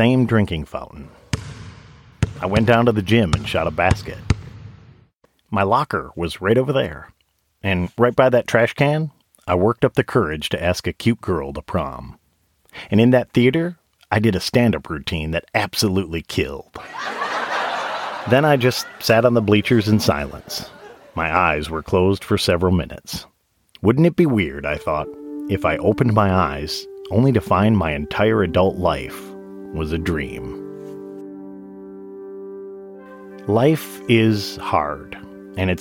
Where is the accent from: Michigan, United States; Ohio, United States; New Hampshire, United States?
Michigan, United States; Saginaw; moved away as an adult; now in Nashville, United States; Saginaw, Michigan, where I was born and raised